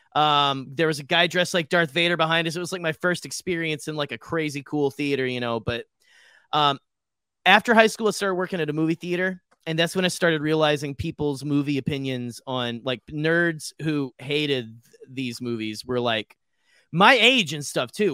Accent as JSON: {"language": "English", "region": "Arkansas", "country": "United States", "tie": "born or raised there", "moved": "yes", "said": "my hometown in Arkansas"}